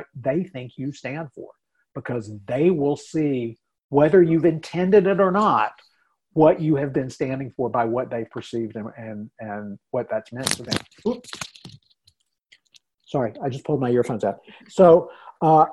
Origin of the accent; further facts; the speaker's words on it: North Carolina, United States; moved away as an adult; now in Minnesota, United States; I grew up in North Carolina